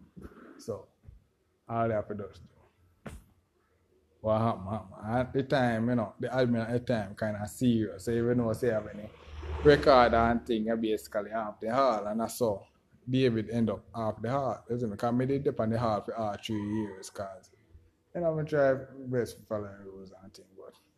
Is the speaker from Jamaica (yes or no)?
yes; Jamaica; I'm from Jamaica.